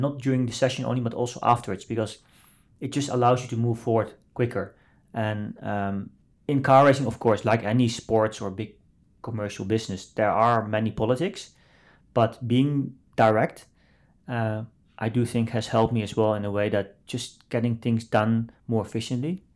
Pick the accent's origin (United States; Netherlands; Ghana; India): Netherlands; I grew up in the Netherlands, um, as one of the only Asian not just Chinese, Asian in, in, in the village where I grew up